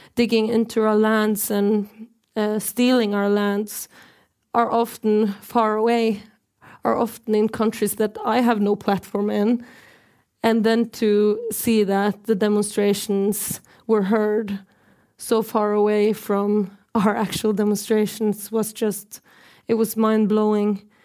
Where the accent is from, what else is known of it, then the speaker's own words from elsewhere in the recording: Norway; I'm from the Norwegian side of occupied Sápmi